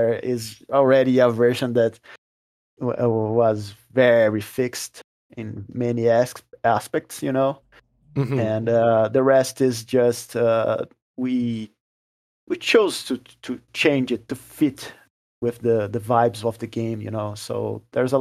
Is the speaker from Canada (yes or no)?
no; Brazil; first language Portuguese; English is a second language; we are from Brazil and our native language is Portuguese